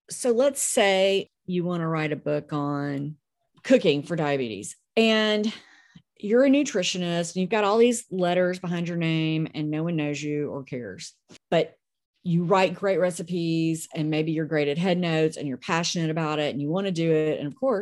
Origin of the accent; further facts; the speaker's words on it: Memphis, Tennessee, United States; I'm from Memphis